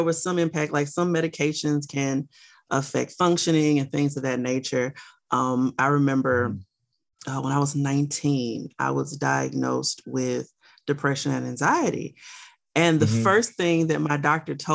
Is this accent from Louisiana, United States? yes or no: yes; Louisiana, United States; also born or lived in Miami, Florida; I live in Louisiana. I was born in Miami. I was raised in a little bitty town in Louisiana.